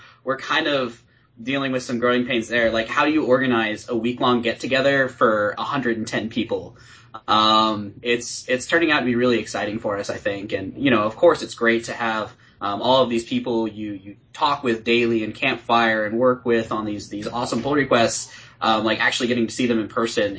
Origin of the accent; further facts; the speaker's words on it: Atlanta, Georgia, United States; I'm from Atlanta